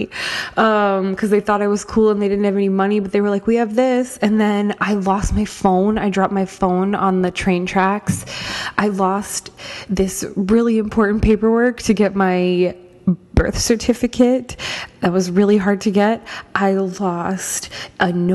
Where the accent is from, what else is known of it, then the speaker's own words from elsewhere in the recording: Norfolk, Virginia, United States; moved away as an adult; now in New York, United States; I started out in my hometown in Norfolk, Virginia